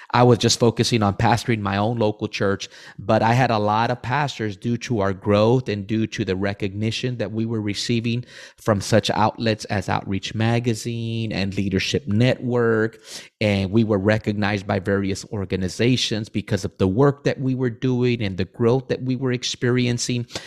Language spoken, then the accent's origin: English; Rio Grande Valley, Texas, United States; I'm originally from the Valley.